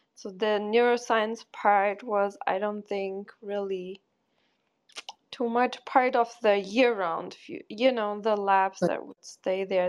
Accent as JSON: {"language": "English", "country": "Germany", "tie": "born or raised there", "also_born_or_lived": "Porto, Portugal", "moved": "as an adult", "said": "I'm from Portugal and then I grew up in Germany"}